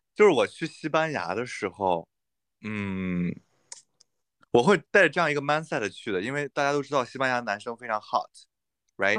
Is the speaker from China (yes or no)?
yes; China; 作为中国人